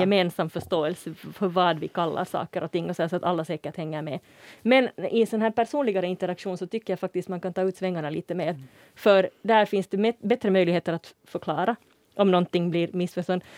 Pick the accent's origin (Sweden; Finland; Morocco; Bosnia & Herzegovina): Finland; Uusimaa; jag som kommer härifrån huvudstadsregionen